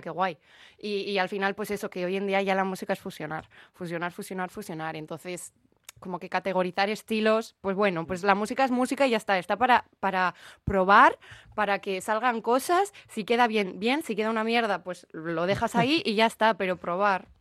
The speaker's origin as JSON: {"language": "Spanish", "town": "Bilbao", "region": "Basque Country", "country": "Spain", "said": "la ciudad de donde soy"}